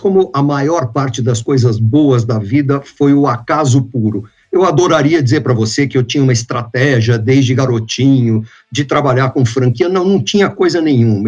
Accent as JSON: {"language": "Portuguese", "town": "Santos", "region": "São Paulo", "country": "Brazil", "tie": "born or raised there", "also_born_or_lived": "New York, United States", "said": "eu era um garoto de praia, eu nasci em Santos, aqui no estado de São Paulo, né, no litoral. eu era um rato de praia"}